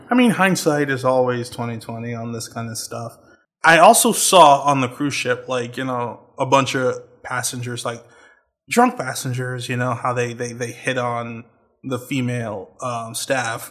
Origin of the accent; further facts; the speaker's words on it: Trinidad & Tobago; moved away as an adult; I'm from Trinidad